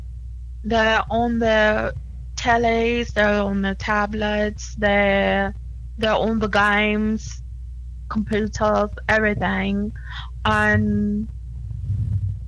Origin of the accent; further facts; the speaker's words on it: London, United Kingdom; I am from London